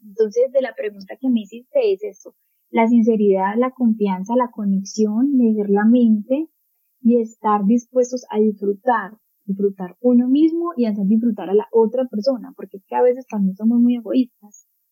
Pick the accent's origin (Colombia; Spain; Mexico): Colombia; aquí en mi país, Colombia